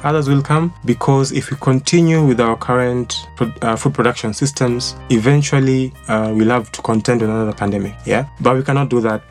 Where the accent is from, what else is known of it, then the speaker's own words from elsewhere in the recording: Limuru, Kiambu County, Kenya; was born and raised in Limuru